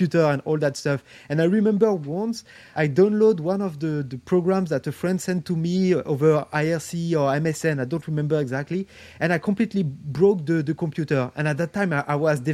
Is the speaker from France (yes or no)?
yes; Paris, Île-de-France, France; I grew up in France, in Paris, actually